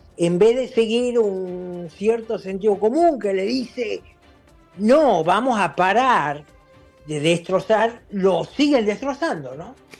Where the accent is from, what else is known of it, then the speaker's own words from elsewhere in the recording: Argentina; moved away; mi país de origen, Argentina